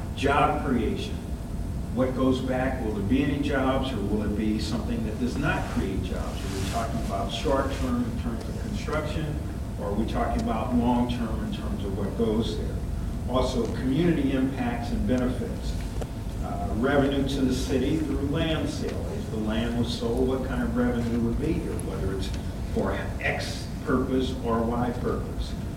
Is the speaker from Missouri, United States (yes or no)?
yes; St. Louis, Missouri, United States; growing up in St. Louis, continuing in school in St. Louis, and now practicing in St. Louis